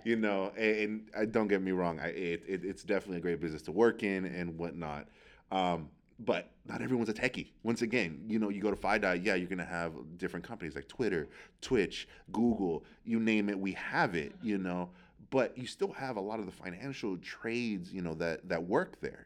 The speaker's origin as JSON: {"language": "English", "town": "San Francisco", "region": "California", "country": "United States", "tie": "born or raised there", "said": "I grew up out near the Excelsior"}